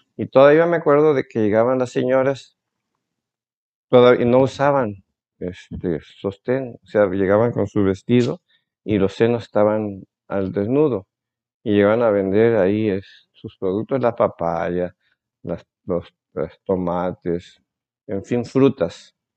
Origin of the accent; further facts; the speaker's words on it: Coatzacoalcos, Veracruz, Mexico; also born or lived in Minatitlán, Veracruz / Mexico City / Saltillo, Coahuila; now in Tabasco, Mexico; Yo soy de Coatzacoalcos, Veracruz.